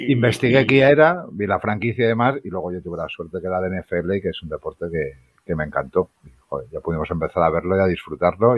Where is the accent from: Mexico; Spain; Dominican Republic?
Spain; Madrid, Community of Madrid; yo soy de Madrid